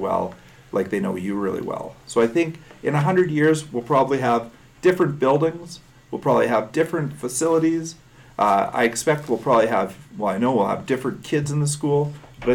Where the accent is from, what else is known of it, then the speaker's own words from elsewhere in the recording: Saskatchewan, Canada; now in Calgary, Canada; when I grew up in Saskatchewan